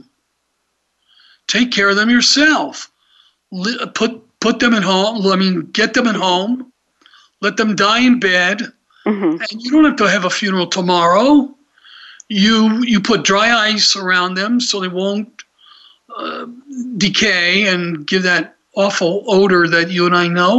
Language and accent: English; Atlanta, Georgia, United States; I just remember growing up in Atlanta